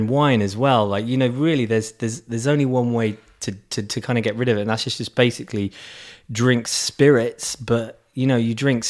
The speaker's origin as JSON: {"language": "English", "area": "Surrey", "region": "South East England", "country": "United Kingdom", "said": "I'm from Surrey, dear boy, which is the south of England."}